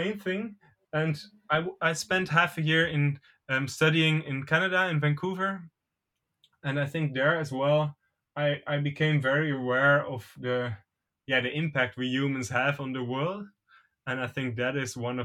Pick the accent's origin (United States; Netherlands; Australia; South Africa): Netherlands; also born or lived in Caen, France; I was born in France, in Caen, in Normandy. Mm-hmm. And then when I was only like about 1 year old, we moved to the Netherlands